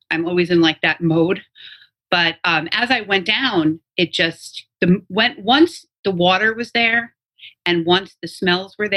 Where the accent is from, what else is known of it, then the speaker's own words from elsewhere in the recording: New York, United States; all of us, especially born and raised in New York